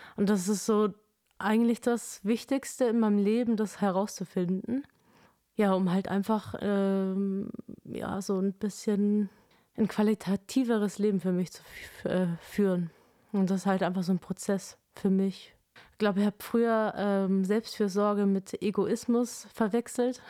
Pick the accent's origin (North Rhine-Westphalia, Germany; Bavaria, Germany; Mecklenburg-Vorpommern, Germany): Bavaria, Germany; Kempten; in Kempten, meine Heimatstadt